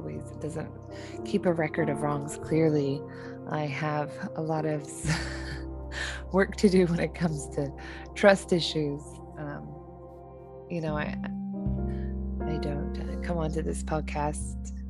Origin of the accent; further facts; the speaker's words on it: New Zealand; also born or lived in Southern California; now in California, United States; I'm originally from New Zealand